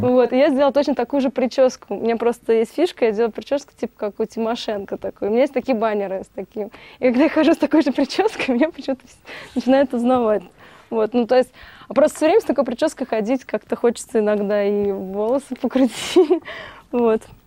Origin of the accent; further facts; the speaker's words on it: Moscow, Russia; Родилась в Москве